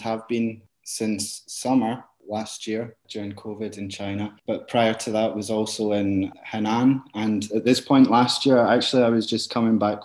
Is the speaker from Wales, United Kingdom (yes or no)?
no; Glasgow, Scotland, United Kingdom; I am from Scotland, from Glasgow